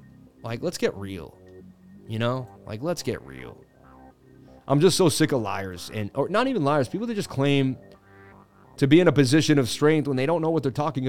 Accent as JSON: {"language": "English", "region": "Massachusetts", "country": "United States", "tie": "born there", "said": "I was born in Mass."}